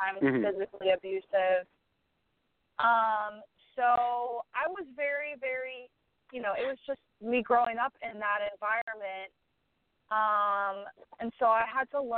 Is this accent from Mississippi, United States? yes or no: no; Butler, Pennsylvania, United States; moved away as an adult; now in Nashville, United States; I grew up in Western Pennsylvania.